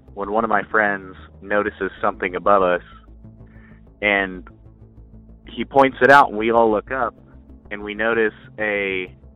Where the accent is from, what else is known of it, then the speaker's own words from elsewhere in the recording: Kansas City, Missouri, United States; I'm from Missouri, in the uh, Kansas City area